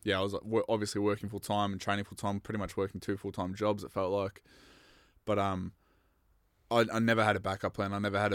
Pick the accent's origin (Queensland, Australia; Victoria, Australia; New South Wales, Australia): Victoria, Australia; Bendigo